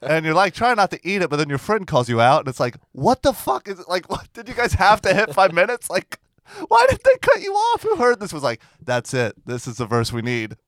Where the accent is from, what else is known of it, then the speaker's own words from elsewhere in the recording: Port St. Lucie, Florida, United States; moved away; if you take ninety-five south, my hometown, it's, like, the exit by the dump